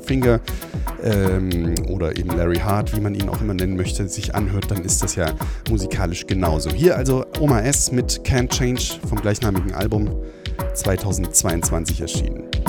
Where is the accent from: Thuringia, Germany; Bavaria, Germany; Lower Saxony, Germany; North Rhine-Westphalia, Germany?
Thuringia, Germany; Weimar; aus meiner Heimatstadt, nämlich aus Weimar